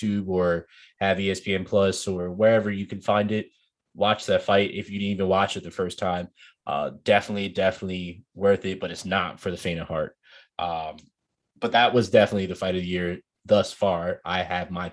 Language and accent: English; Nigeria; me being Nigerian